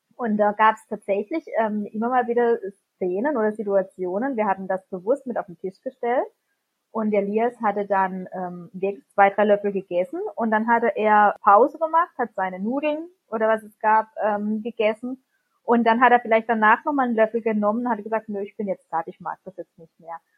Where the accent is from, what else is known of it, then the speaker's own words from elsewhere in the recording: near Baden-Baden, Baden-Württemberg, Germany; wir kommen aus der Nähe von Baden-Baden